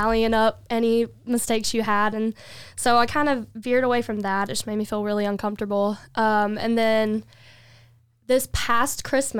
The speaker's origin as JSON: {"language": "English", "town": "Beech Island", "region": "South Carolina", "country": "United States", "also_born_or_lived": "Columbia, South Carolina", "moved": "as an adult", "lives_now": "Augusta, United States", "said": "So I'm originally from Beech Island, South Carolina"}